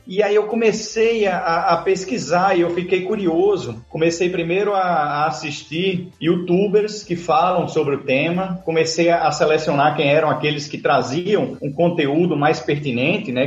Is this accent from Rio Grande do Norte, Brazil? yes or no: yes; Natal, Rio Grande do Norte, Brazil; Eu sou de Natal, Rio Grande do Norte